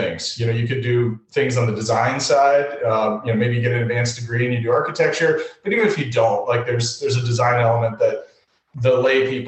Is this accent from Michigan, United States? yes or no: no; Atlanta, Georgia, United States; moved away as an adult; also born or lived in Massachusetts; I grew up in Atlanta. I just recently relocated back to Atlanta